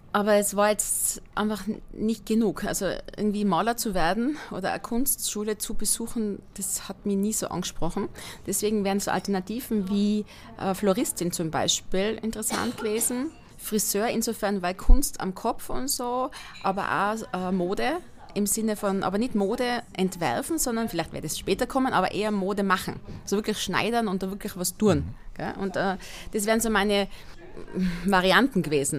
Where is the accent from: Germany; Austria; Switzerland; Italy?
Austria; Inzing, Tyrol; moved away as an adult; also born or lived in Vienna; now in Styria, Austria; die Ortschaft, wo ich aufgewachsen bin, heißt Inzing. Wo ist das? In der Mitte von Tirol, zwischen Innsbruck und Delfs